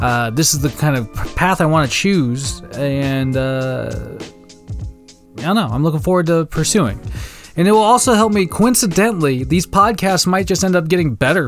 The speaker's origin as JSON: {"language": "English", "town": "Wenatchee", "region": "Washington", "country": "United States", "tie": "born or raised there", "said": "that Ice-T movie that was also coincidentally partially filmed in my hometown. The only probably movie claim to fame that Wenatchee Valley has"}